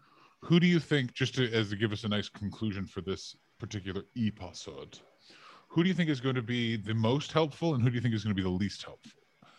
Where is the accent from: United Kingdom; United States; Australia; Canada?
United Kingdom; But yeah, but we are Brit.